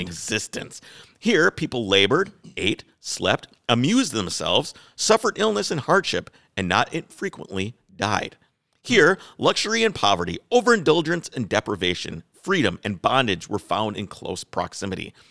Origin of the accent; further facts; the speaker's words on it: Wales, United Kingdom; I'm Welsh